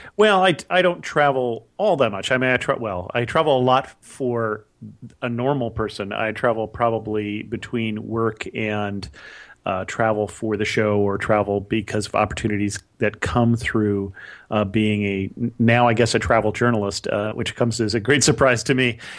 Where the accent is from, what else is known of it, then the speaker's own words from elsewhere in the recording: California, United States; also born or lived in Ohio / upstate New York; I really grew up in California